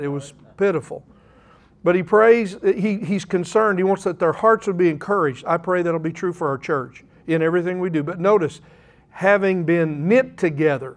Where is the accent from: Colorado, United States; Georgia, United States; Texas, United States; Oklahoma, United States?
Oklahoma, United States; I'm an Oklahoman